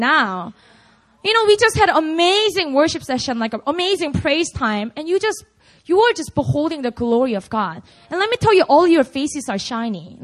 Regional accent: Busan, South Korea; moved away; Busan's going down soon. It's my hometown

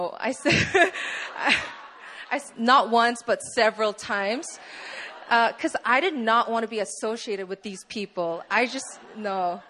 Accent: Poland; So, hi, you obviously know … I'm 19 years old. I'm originally from Poland

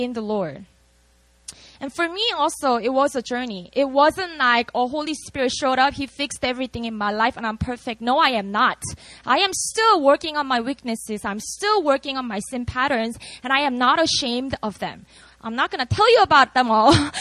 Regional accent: Busan, South Korea; moved away; I was born and raised in Korea. I'm from a city called Busan

